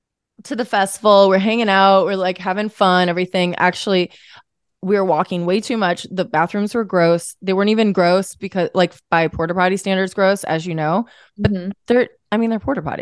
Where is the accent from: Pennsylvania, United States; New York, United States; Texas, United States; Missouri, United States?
Missouri, United States; St. Louis; No, I'm from St. Louis, Missouri. Where we're coming from. We're coming from St. Louis, Missouri today, right now.